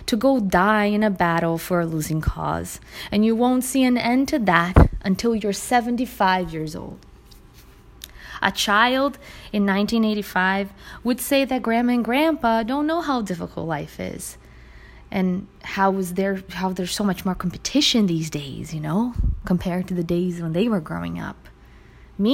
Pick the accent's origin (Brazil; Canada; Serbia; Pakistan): Brazil; now in United States; My home country, Brazil